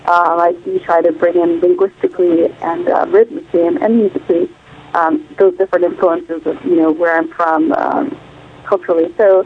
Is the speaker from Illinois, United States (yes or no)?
yes; Champaign, Illinois, United States; moved away as an adult; also born or lived in Rwanda / Uganda / Zambia; now in New York City, United States; I'm originally from East Africa, Rwanda, Uganda specifically. But I grew up mostly in Illinois and a few years in Zambia as well. And I live in New York City.